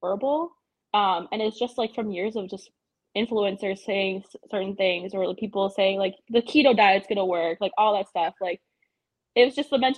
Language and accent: English; Milwaukee, Wisconsin, United States; moved away as an adult; also born or lived in Germany; I'm from Milwaukee, Wisconsin.